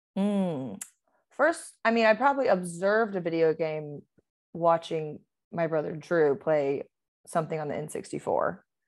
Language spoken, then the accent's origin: English; Georgia, United States; accent: Southern; now in Los Angeles, United States; I am from Georgia, so there will be an accent coming out of me at some point